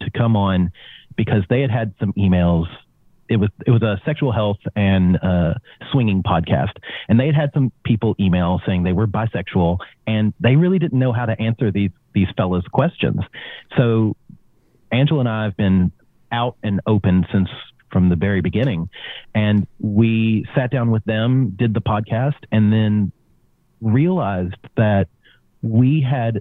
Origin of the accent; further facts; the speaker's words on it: Kentucky, United States; now in Australia; I was born in Kentucky